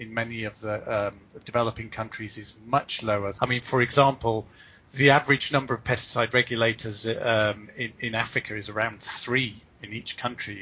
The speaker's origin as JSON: {"language": "English", "area": "Pembrokeshire", "region": "West Wales", "country": "United Kingdom", "tie": "born or raised there", "said": "I was brought up in Pembrokeshire in West Wales."}